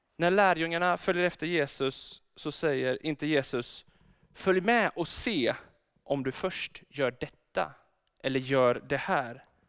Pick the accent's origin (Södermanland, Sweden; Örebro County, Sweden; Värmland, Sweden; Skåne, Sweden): Örebro County, Sweden; Örebro; now in Gothenburg, Sweden; Jag är egentligen född i Örebro